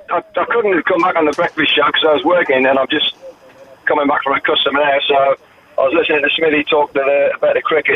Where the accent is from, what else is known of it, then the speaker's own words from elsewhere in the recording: Newcastle upon Tyne, North East England, United Kingdom; Oh, I'm a Geordie, mate.